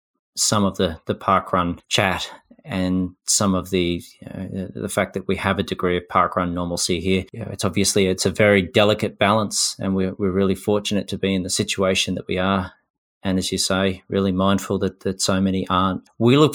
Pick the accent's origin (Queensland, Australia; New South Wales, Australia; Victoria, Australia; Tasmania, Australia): Tasmania, Australia; moved away; I grew up in Tasmania